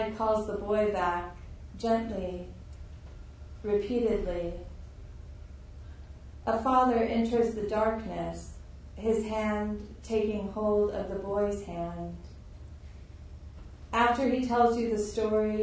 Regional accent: Tucson, Arizona, United States; I grew up in Tucson in the desert, and so I have like still a very strong connection to the desert

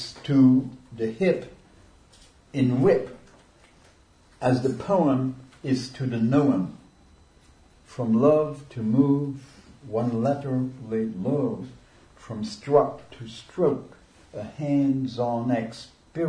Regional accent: Luxembourg; first language Luxembourgish; English is a second language; moved away; I'm from Luxembourg originally, and my mamalashin, my mother tongue is Luxembourgish

